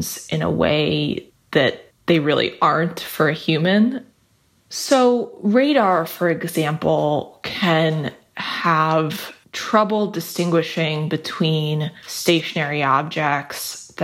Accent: New York, United States; I grew up in New York as well

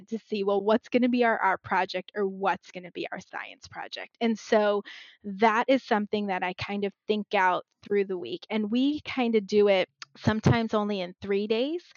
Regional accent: Maryland, United States; now in New Jersey, United States; I was born and raised in Maryland, but I'm in New Jersey

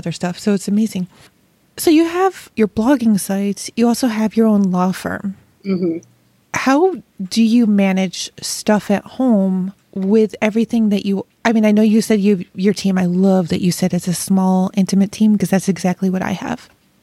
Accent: Rochester, New York, United States; moved away; I grew up in Rochester, which is Wegmans' hometown

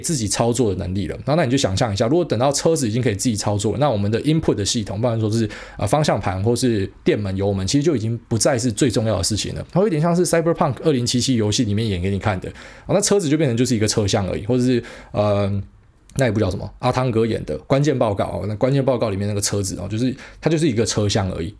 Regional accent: Taiwan; 我们台湾人

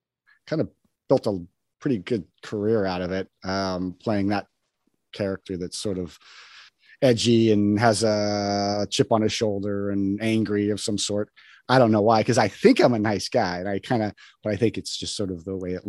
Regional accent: New Mexico, United States; also born or lived in Wyoming; now in Los Angeles, United States; I grew up on a ranch in Wyoming. And then I moved to New Mexico, which was where my family was originally from

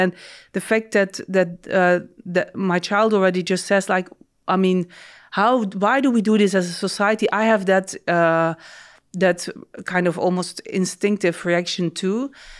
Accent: Belgium; born there; No, so I was born in Belgium and officially raised as a Catholic.

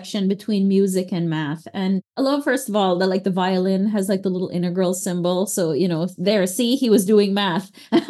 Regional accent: Belize; now in Texas, United States; when I was in Belize and growing up there, for sure, I was definitively from Belize

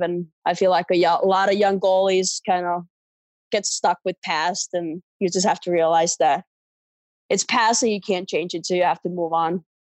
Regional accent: Espoo, Uusimaa, Finland; moved away as an adult; growing up in Finland

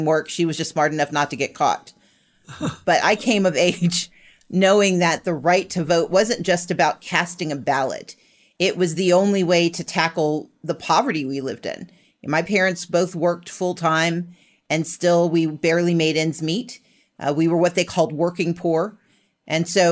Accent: Mississippi, United States; also born or lived in Wisconsin; I was technically born in Wisconsin, but I grew up in Mississippi

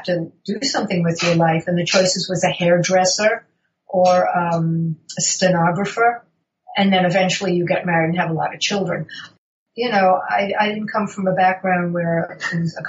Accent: New York, United States; I grew up in New York in a very working class family

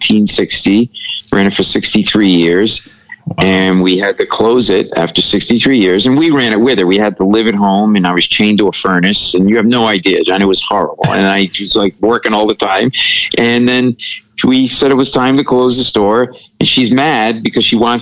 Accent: Providence, Rhode Island, United States; I grew up in Providence, Rhode Island

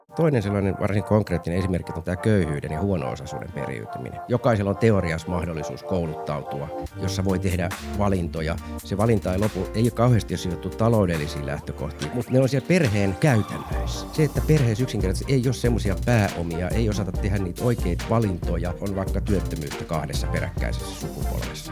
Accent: Helsinki, Uusimaa, Finland; Olin Kontulassa asunut nuoruuteni ja Roihiksessa

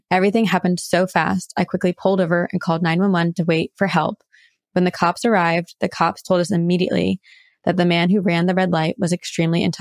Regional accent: Fresno, California, United States; So I've pretty much lived in central California my entire life. I'm originally from Fresno, California, but moved about 45 minutes south to be with my boyfriend who is in the Navy.

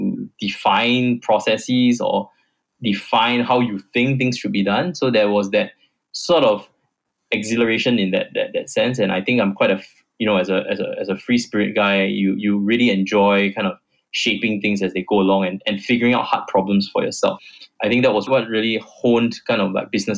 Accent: Singapore; I came back to Singapore, which is my home country

